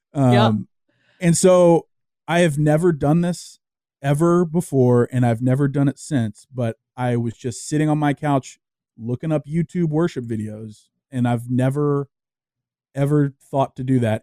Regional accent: Louisiana, United States; I grew up in the South, I grew up in Louisiana

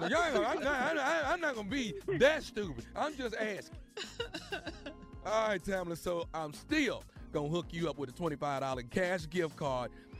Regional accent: Houston, Texas, United States; I'm from Houston

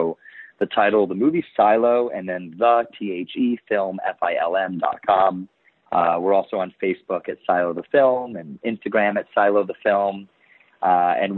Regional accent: New York, United States; I'm from New York

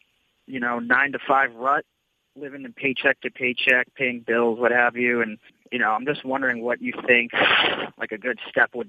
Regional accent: Massachusetts, United States; So I've kind of lived in my hometown my whole life. I'm 27. Went to school here. I work here.

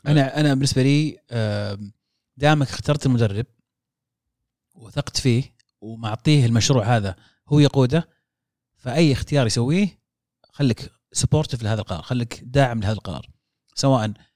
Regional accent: Saudi Arabia; عندنا في السعوديه

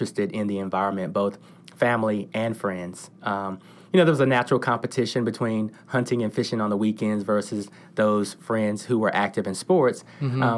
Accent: Wayne County, Eastern North Carolina, United States; I'm from Eastern North Carolina, very proud of it. Grew up in Wayne County

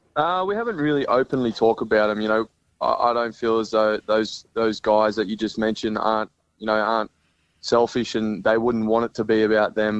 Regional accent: Gold Coast, Queensland, Australia; Being a, a Gold Coast kid coming up, um, being based up here, and then also being a Queenslander

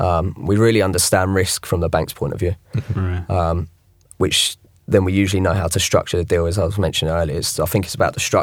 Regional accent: Bournemouth, South West England, United Kingdom; moved away; also born or lived in Hong Kong; I'm actually from Bournemouth when I was a kid.

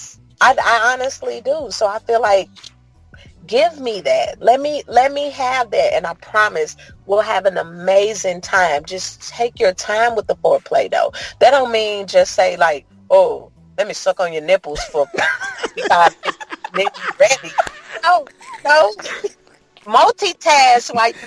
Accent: St. Louis, Missouri, United States; Growing up in St. Louis as a woman

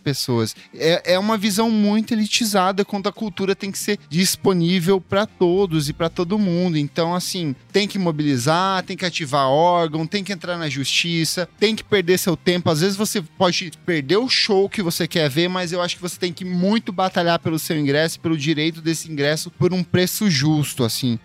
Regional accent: Ponta Grossa, Paraná, Brazil; now in São Paulo, Brazil; Eu, eu sou do Paraná

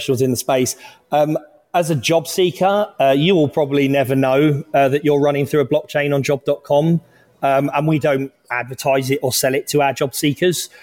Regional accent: Luton, East of England, United Kingdom; now in Texas, United States; I come from Luton Town, North London, which is a highly diverse area

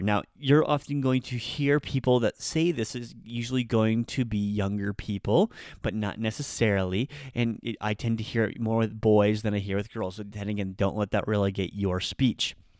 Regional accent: Nebraska, United States; I'm from Nebraska

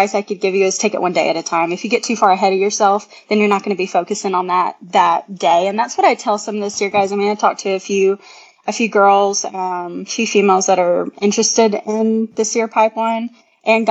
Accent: Hilliard, Florida, United States; moved away as an adult; I'm from a small town called Hilliard, Florida

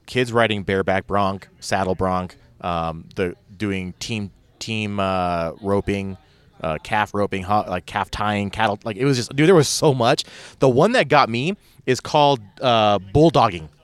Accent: California, United States; I didn't even wanna say I was from California, but, but I said, "Yeah, we're from, uh, you know, we're from California,"

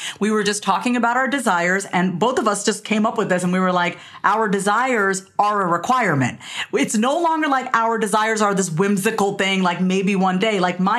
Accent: New York, United States; now in Austin, United States; being a New Yorker

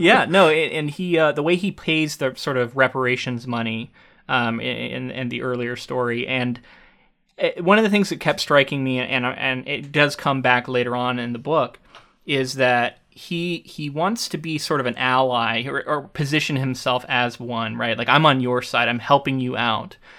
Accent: Central Florida, United States; growing up in Central Florida

